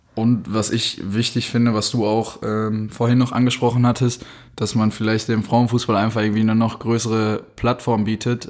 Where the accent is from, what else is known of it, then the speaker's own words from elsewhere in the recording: Dortmund, North Rhine-Westphalia, Germany; wir beide so aus Dortmund kommen